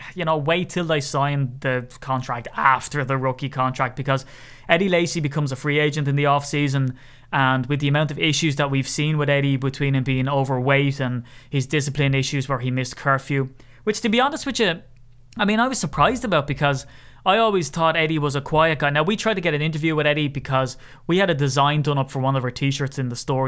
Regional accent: Ireland; accent: Irish; my Irish accent

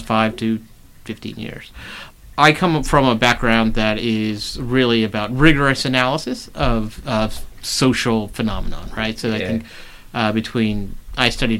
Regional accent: Durham, North Carolina, United States; moved away as an adult; grew up in Durham, North Carolina, and I grew up in a sleepy southern town

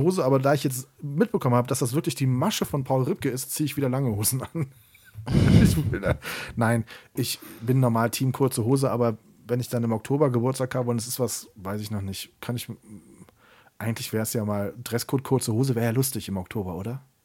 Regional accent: Siegburg, North Rhine-Westphalia, Germany; in meiner Heimatstadt in Siegburg

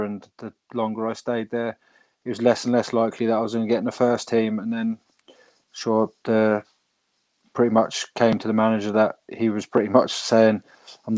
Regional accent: England, United Kingdom; moved away as an adult; now in Ireland; as an English lad

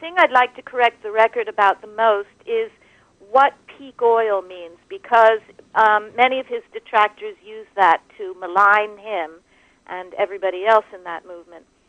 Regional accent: New York, United States; I speak as a New Yorker

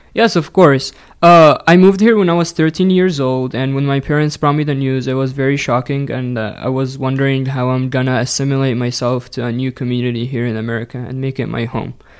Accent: Egypt; English is a second language; moved away; I'm originally from Egypt

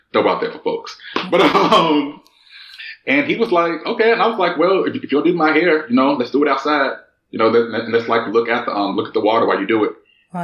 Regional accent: United States; accent: American; moved away as an adult; now in Germany; being African American outside of the United States

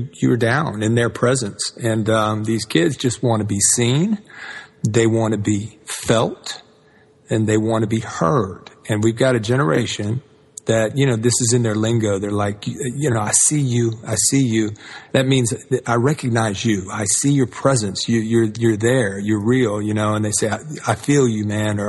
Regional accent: Atlanta, Georgia, United States; I grew up in the South and in Atlanta and the civil rights movement.

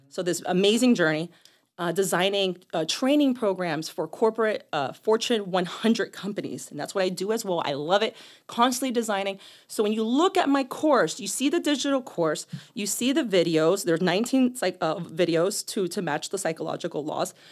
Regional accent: Boston, Massachusetts, United States; also born or lived in Miami / New York City; now in Chicago, United States; I grew up in Boston.

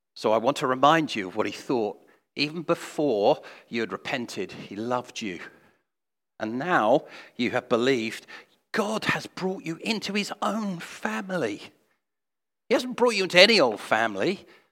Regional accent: England, United Kingdom; I'm English

